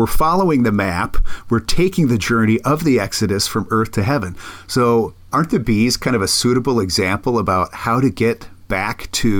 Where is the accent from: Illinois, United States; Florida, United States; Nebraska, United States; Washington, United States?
Nebraska, United States; I'm from Nebraska. We don't have dolphins in Nebraska.